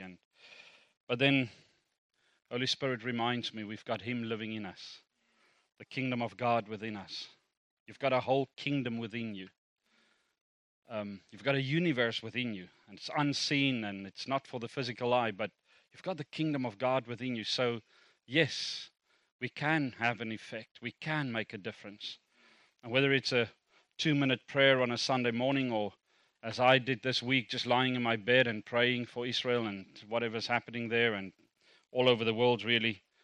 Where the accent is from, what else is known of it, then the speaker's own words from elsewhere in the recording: Kimberley, Northern Cape, South Africa; first language Afrikaans; English is a second language; moved away; I was born in South Africa. Born in South Africa, Kimberley grew up there. Um, Afrikaans speaking until eighteen, refused to speak a word of English